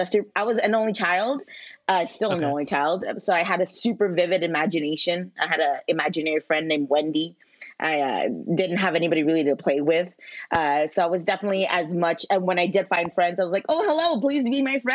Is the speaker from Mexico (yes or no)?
yes; Ciudad Juárez, Chihuahua, Mexico; also born or lived in San Jose, California / Texas / El Paso area (school across border); now in Chicago, United States; I lived in California for less than a year, and then me and my mom moved back to Juarez, which is in Mexico, where all my family is from, and that's where I grew up.